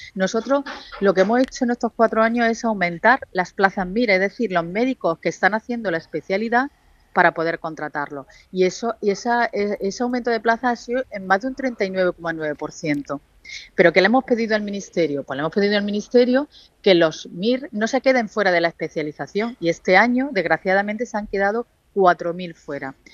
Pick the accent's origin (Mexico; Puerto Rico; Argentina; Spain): Spain; Andalusia; nosotros como andaluces